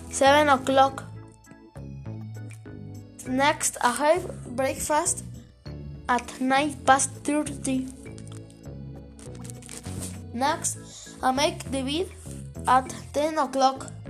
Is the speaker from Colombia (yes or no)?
no; Mexico; English is a second language; I am years 12 years old. Where are you from? I am from Mexico.